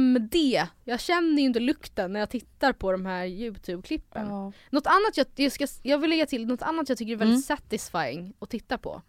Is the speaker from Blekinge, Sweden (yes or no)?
no; Stockholm, Stockholm County, Sweden; jag är född i Stockholm